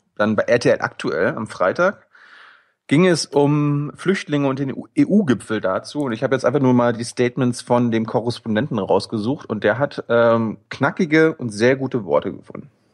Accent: Mecklenburg-Vorpommern, Germany; moved away; also born or lived in Berlin; ich komme aus, aus Mecklenburg

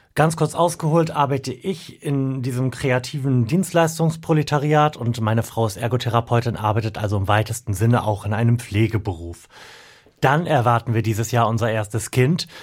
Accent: Delmenhorst, Lower Saxony, Germany; meine Heimatstadt Delmhorst

